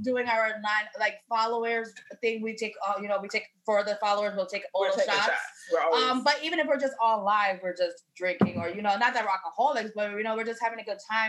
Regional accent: New York City, New York, United States; moved away as an adult; now in Georgia, United States; And I'm from Queens.

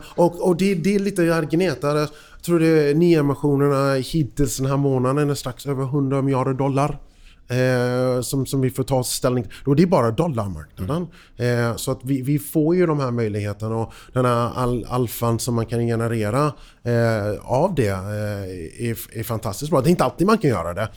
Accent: United States; now in Sweden; för mig som, som amerikan

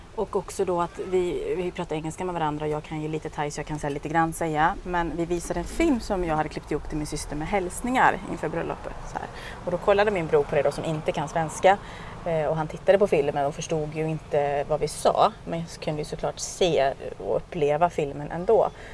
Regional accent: Sweden; also born or lived in Thailand

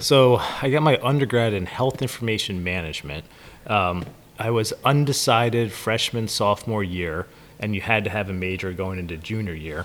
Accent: Newtown, Pennsylvania, United States; I grew up just in Newtown

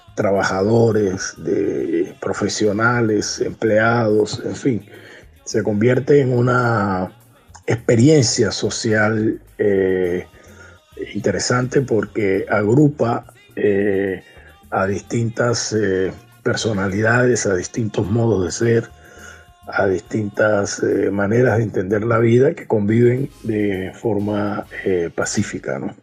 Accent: Cartagena, Bolívar, Colombia; yo crecí en Torices, pasé mi infancia en los años 50 y 60 mi infancia y, algo de mi adolescencia antes de, mudarme de Torices

